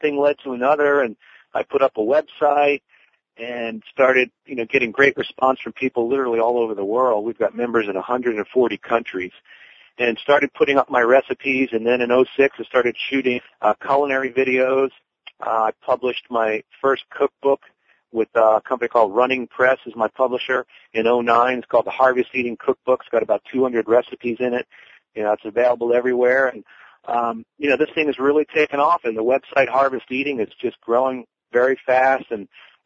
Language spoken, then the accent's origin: English; Northeast, United States; moved away as an adult; also born or lived in Colorado; now in North Carolina, United States; having grown up around farms, I come from the Northeast, and my family, we had dairy farms